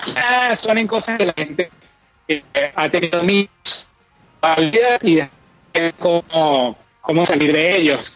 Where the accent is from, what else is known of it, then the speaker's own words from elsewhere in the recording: Venezuela; moved away; nosotros dos somos de Venezuela, cada uno está en un país diferente